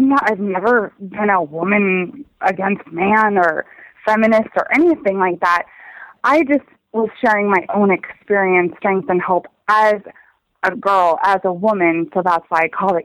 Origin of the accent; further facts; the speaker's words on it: Minnesota, United States; moved away as an adult; also born or lived in Montana / Washington State; at the time my family lived in Montana, but we're from Minnesota